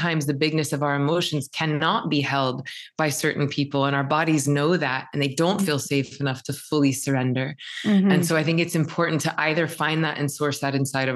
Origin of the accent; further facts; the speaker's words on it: the South, United States; I'm from the South.